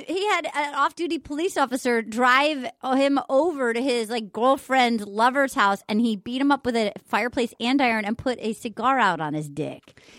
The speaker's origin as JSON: {"language": "English", "region": "Rhode Island", "country": "United States", "tie": "born or raised there", "said": "I grew up in Rhode Island"}